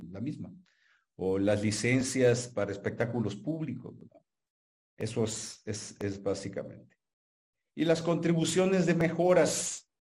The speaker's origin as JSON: {"language": "Spanish", "country": "Mexico", "also_born_or_lived": "Hermosillo, Sonora"}